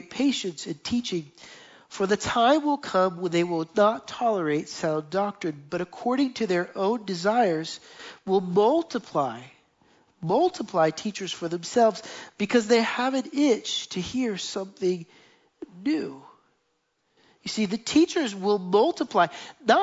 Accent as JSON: {"language": "English", "country": "United States", "moved": "as an adult", "lives_now": "Jerusalem, Israel", "said": "we went back to the United States"}